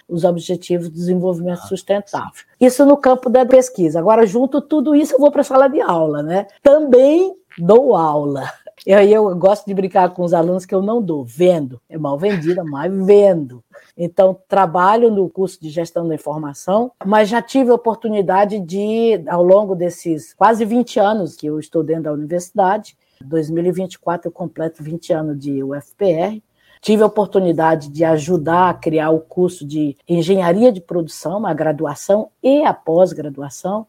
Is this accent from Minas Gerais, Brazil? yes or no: no; Pedra Branca, Ceará, Brazil; moved away as an adult; also born or lived in Fortaleza / Santa Catarina / Paraná; now in Porto, Portugal; Eu sou cearense, nasci numa cidadezinha do interior do Ceará chamada Pedra Branca